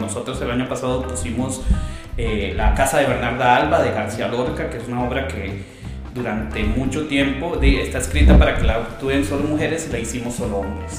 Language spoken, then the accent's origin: Spanish; Costa Rica